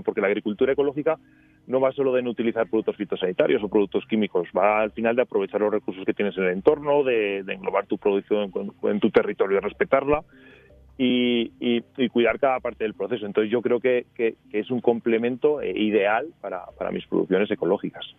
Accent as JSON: {"language": "Spanish", "area": "Teruel", "region": "Aragon", "country": "Spain", "said": "nosotros estamos en Teruel, eh, somos de Teruel"}